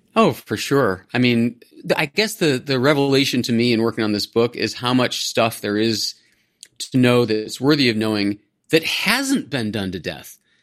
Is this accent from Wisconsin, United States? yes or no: no; Cleveland, Ohio, United States; moved away; I grew up in Ohio, in the suburb of Cleveland